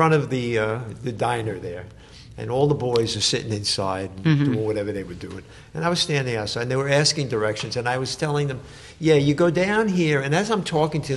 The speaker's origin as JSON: {"language": "English", "town": "New York City", "region": "New York", "country": "United States", "tie": "born or raised there", "said": "growing up in the Bronx"}